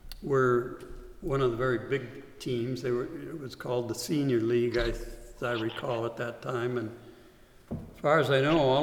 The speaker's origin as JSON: {"language": "English", "town": "Highland Park", "region": "Illinois", "country": "United States", "tie": "born or raised there", "moved": "yes", "lives_now": "Alaska, United States", "said": "I'm from Chicago, Illinois"}